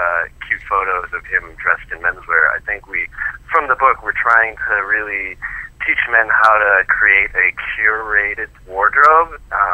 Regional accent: Boston, Massachusetts, United States; now in New York, United States; I'm a transplant from Boston, and, you know, coming to New York, I really had to step up my fashion game as well

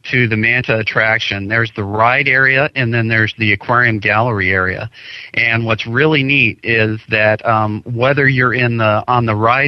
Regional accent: Ohio, United States; I'm from Ohio, so I used to go to Cedar Point when I was younger

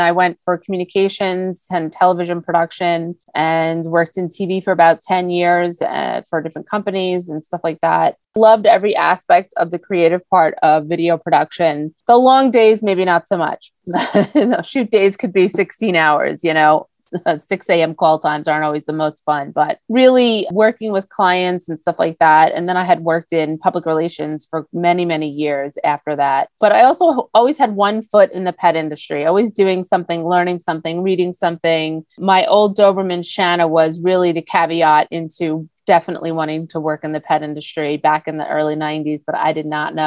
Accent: Long Island, New York, United States; we grew up on the Great South Bay on Long Island, boating, fishing, going to the beach

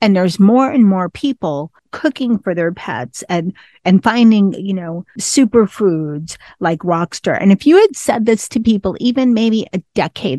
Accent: United States; I'm an American

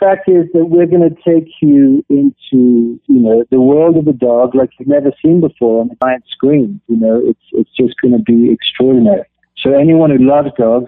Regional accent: Kenya; I grew up in Kenya and East Africa on a wildlife sanctuary

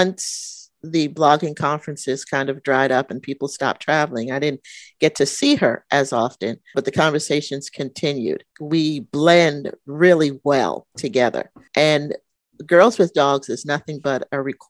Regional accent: New York, United States; moved away; when I was a little girl and my growing up in New York, and we would go into the city

